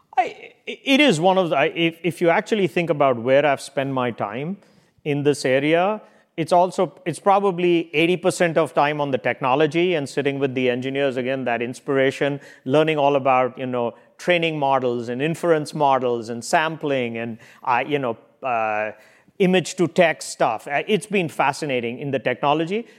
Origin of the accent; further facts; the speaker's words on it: India; moved away; We all grew up reading that in India